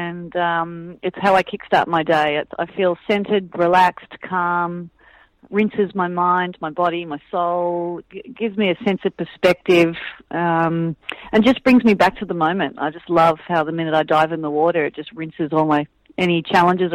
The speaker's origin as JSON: {"language": "English", "town": "Manly", "region": "New South Wales", "country": "Australia", "tie": "born or raised there", "said": "I grew up in Manly Beach"}